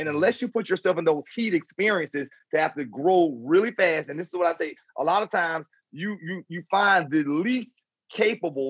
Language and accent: English; Jacksonville, Florida, United States; Jacksonville, Florida, my hometown